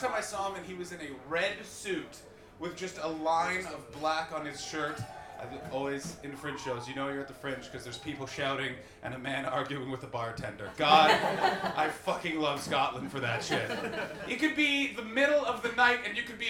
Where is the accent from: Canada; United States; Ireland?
Canada; I'm from Canada